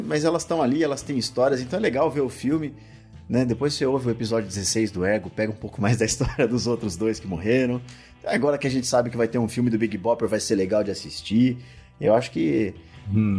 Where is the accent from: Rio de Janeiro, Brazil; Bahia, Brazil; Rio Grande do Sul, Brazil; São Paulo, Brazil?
São Paulo, Brazil; moved away; eu só percebi raízes quando eu saí de São Paulo